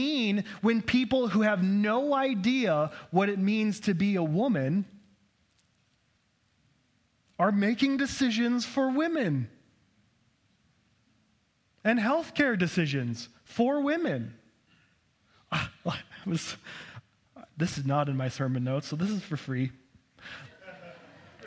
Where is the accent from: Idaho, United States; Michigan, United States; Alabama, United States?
Idaho, United States; I was born here in Idaho and grew up here